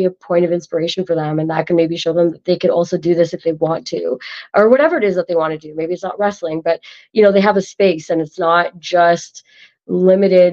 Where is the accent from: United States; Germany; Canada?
Canada; I'm an Indian from Canada